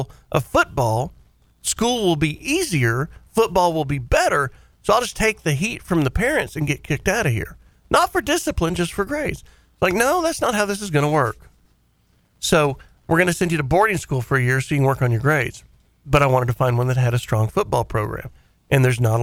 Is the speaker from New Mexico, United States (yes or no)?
no; Fort Worth, Texas, United States; we're from Fort Worth, Texas, Cowtown